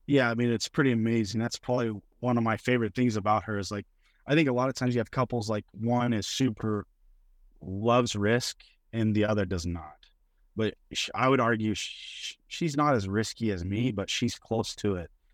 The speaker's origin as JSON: {"language": "English", "town": "Mustang", "region": "Oklahoma", "country": "United States", "tie": "born or raised there", "said": "I grew up in Mustang, Oklahoma, just a suburb of Oklahoma City."}